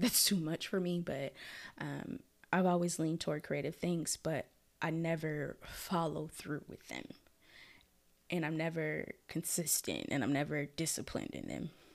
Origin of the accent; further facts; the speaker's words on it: Minneapolis, Minnesota, United States; moved away as an adult; also born or lived in Florida; now in Detroit, United States; I was born and raised in Minneapolis, Minnesota, the north side.